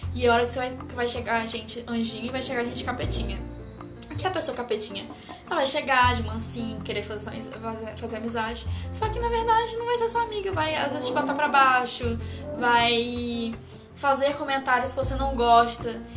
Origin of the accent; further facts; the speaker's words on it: Tocantinópolis, Tocantins, Brazil; now in Belo Horizonte, Brazil; eu sou de uma cidade do interior do estado Tocantins